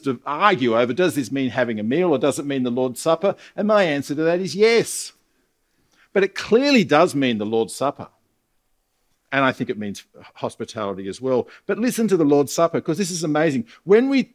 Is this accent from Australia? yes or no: yes; Australia; I'm an Australian